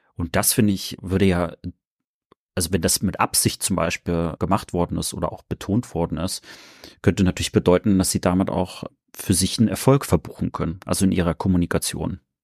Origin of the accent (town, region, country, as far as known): Rostock, Mecklenburg-Vorpommern, Germany; born or raised there